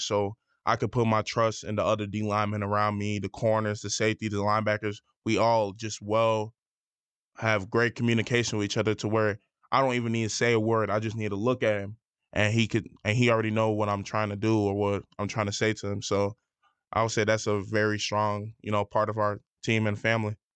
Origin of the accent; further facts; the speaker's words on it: Schaumburg, Illinois, United States; moved away as an adult; I came from Schaumburg. We weren't a good team in high school